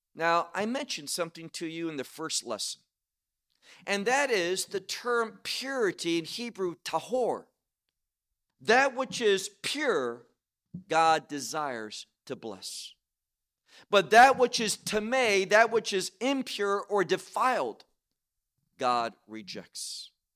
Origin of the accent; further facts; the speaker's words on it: United States; now in Israel; we're Israeli citizens, obviously we grew up in America